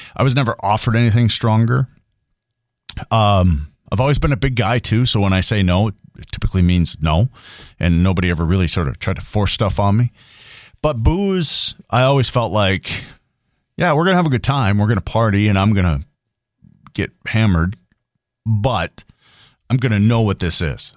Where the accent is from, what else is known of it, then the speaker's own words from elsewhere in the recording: Grand Forks, North Dakota, United States; I'm from here. I'm from Grand Forks, East Grand Forks. The people that I grew up